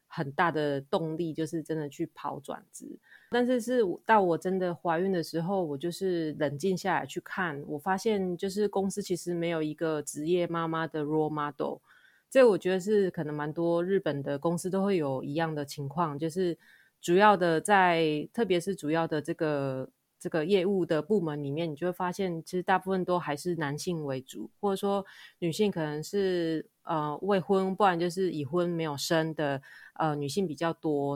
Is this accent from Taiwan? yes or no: yes; Kaohsiung, Taiwan; moved away as an adult; now in Tokyo, Japan; 我是高雄人，然后我是刚好在十年前的这个月，就是二零一零年的九月来到日本的